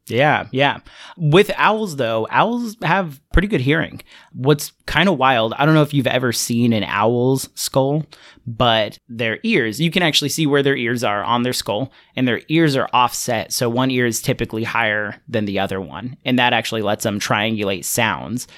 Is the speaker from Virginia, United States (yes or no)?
no; Fresno, California, United States; I grew up in Central California